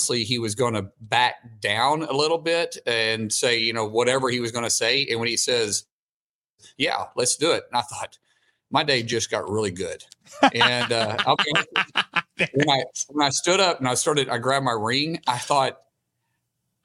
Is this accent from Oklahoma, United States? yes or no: yes; Oklahoma, United States; I'm a guy from Oklahoma